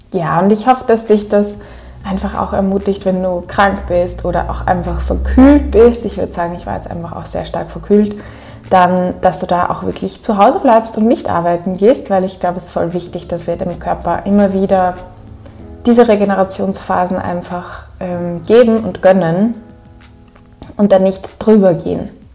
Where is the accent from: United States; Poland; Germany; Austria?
Austria; Upper Austria; accent: Upper Austrian; ich ziemlich in meinen oberösterreichischen Akzent gefallen bin, dort